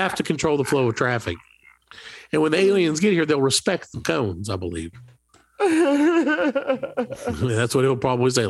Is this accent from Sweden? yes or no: no; Australia; We're all Australian, mate.